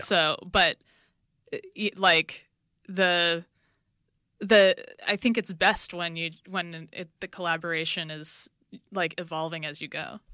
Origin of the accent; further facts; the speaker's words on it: New York City, New York, United States; now in Los Angeles, United States; I'm from New, New York. I'm from Brooklyn